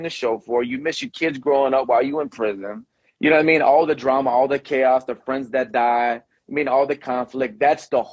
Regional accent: Venice, Florida, United States; also born or lived in Houston, Texas; Took me and my sister from Houston here to Florida

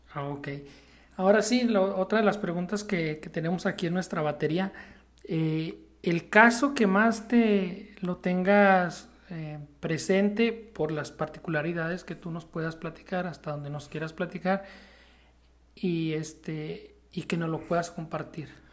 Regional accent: Mexico

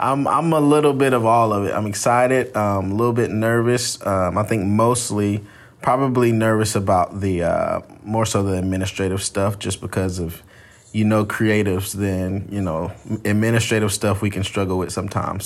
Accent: Atlanta, Georgia, United States; moved away as an adult; now in South Carolina, United States; I'm originally from Atlanta, Georgia. That's where I was born and raised.

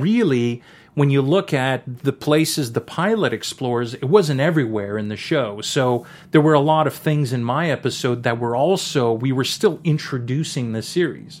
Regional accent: Canada; I'm a, I'm a Canadian, French Canadian

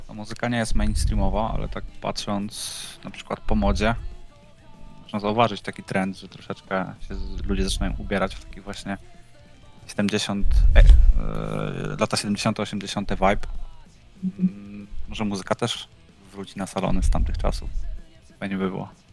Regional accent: Będzin, Silesian Voivodeship, Poland; My jesteśmy z Będzina, to jest zagłębia

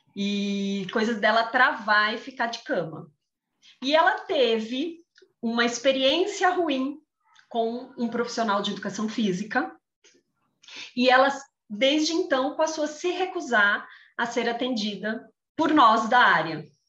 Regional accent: São Paulo, Brazil; moved away as an adult; now in Jaguariúna, Brazil; sou de São, natural de São Paulo, mas há cinco anos resolvi mudar a vida e me mudei para o interior, moro em Jaguariúna

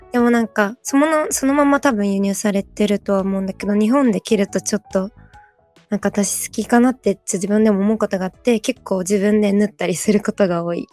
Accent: South Korea; moved away; 韓国私の出身国の韓国

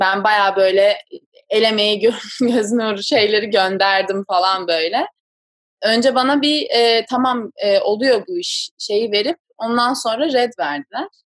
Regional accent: Istanbul, Turkey; moved away as an adult; also born or lived in San Diego, United States; now in New York, United States; ben doğma büyüme İstanbulluyum

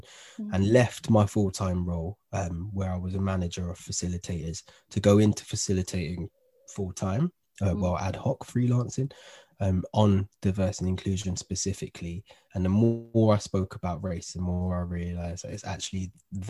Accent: London, United Kingdom; My upbringing, I was brought up in Northwest London.

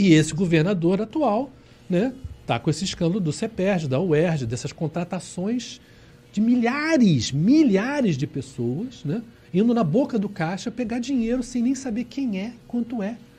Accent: Rio de Janeiro, Brazil; somos cariocas e somos né, fluminenses, no sentido do estado do Rio. Nós somos brasileiros

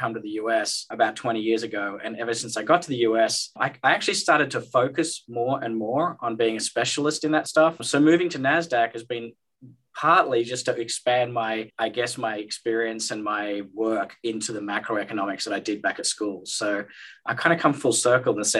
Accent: Australia; moved away; I'm Australian. I did my schooling in Australia

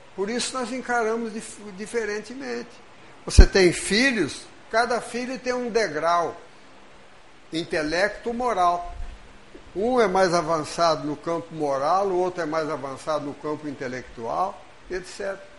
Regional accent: Brazil; Nós estamos brasileiros, porque reencarnamos no Brasil

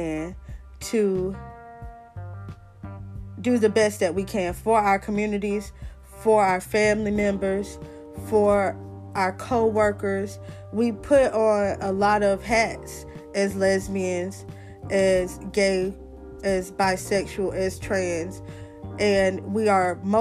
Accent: the South, United States; I'm from the South

